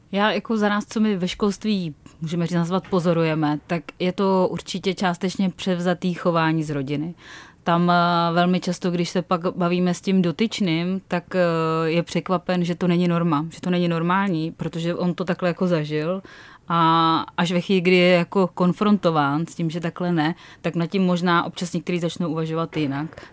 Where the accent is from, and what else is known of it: Czechia